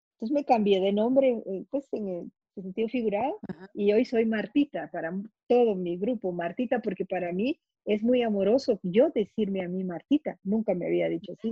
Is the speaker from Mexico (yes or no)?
no; Guatemala; yo soy guatemalteca